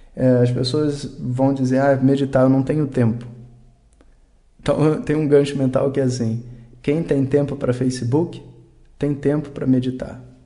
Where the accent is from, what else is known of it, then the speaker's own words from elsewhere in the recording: Brazil; como brasileiro